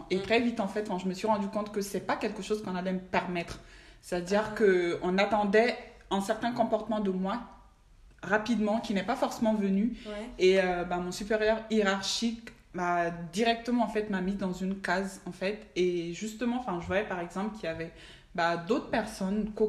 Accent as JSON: {"language": "French", "country": "Mali", "said": "je suis âgée de 29 ans, je suis originaire du Mali"}